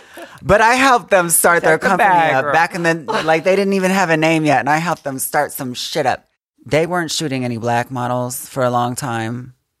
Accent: Georgia, United States; I'm from Georgia.

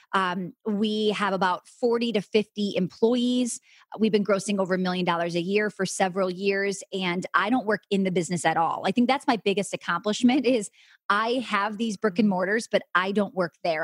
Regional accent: Wisconsin, United States; I'm from Wisconsin

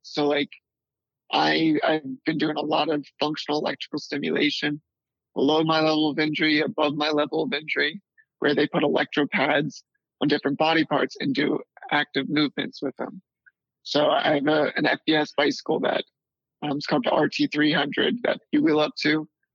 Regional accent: D.C., suburbs of Maryland, United States; also born or lived in North Carolina; we finally settled down in uh, the suburbs of Maryland, right outside Washington, D.C.

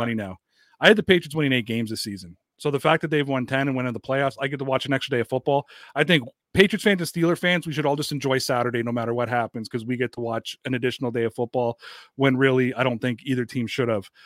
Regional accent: Canada; I'm not from Boston and that I'm from Canada

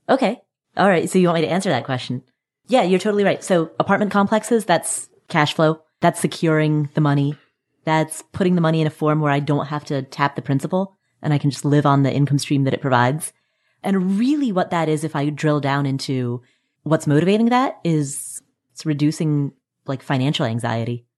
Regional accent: Kathmandu, Bagmati, Nepal; I was born in Kathmandu, Nepal, and I come from a family that has a long tradition of arranged marriage

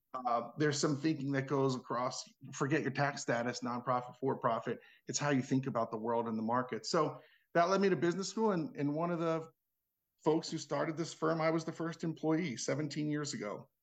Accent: Cherry Hill, New Jersey, United States; moved away; also born or lived in Washington, D.C. / Baltimore; I grew up in Cherry Hill, New Jersey, which is sure. the suburbs of Philly

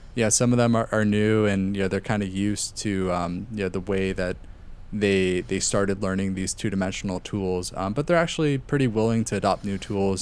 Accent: Los Angeles, California, United States; I grew up in North Hollywood

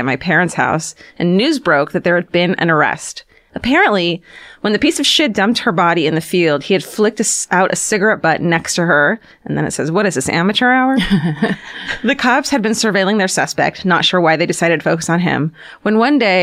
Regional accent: South Orange County, California, United States; moved away; I'm from South Orange County, technically.

